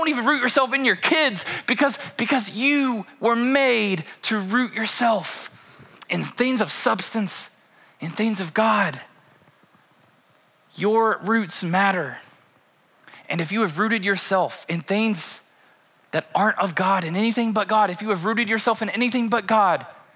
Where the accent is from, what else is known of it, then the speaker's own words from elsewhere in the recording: Kentucky, United States; we are born and raised in Kentucky